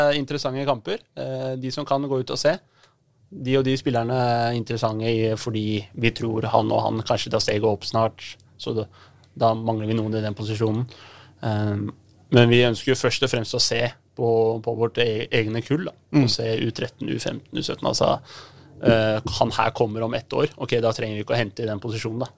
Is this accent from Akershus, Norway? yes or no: no; Oslo, Norway; also born or lived in Veitvet; Høybråten-gutt. Ja. Så flytta far til Veitvet, så ja rundt omkring i Grudalen